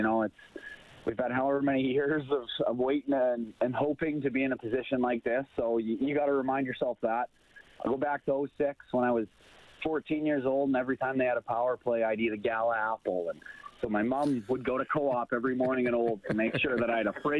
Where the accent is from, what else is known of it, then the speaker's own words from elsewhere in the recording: Olds, Alberta, Canada; moved away as an adult; now in Edmonton, Canada; I'm 3 blocks north of Commonwealth, but I grew up in Olds, Alberta